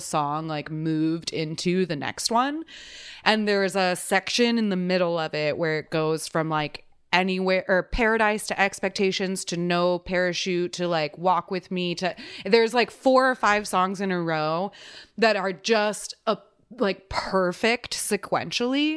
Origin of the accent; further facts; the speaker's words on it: Texas, United States; I'm from Texas